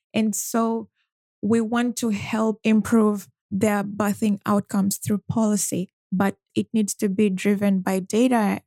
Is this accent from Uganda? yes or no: yes; Uganda; growing up in Uganda and living most of my life there